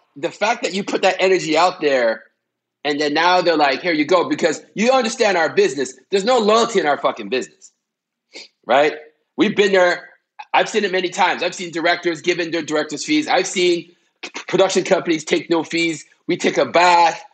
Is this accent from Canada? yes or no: yes; Canada; I'm Canadian